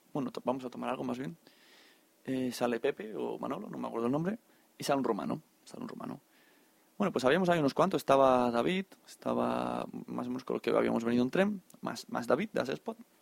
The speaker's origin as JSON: {"language": "Spanish", "region": "Catalonia", "country": "Spain", "said": "Aquí, hay como buenos catalanes"}